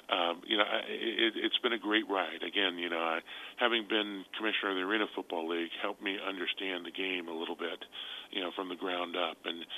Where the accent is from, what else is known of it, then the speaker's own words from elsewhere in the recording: California, United States; moved away; And I'm from California, where you kind of change your friends like you change your shirt.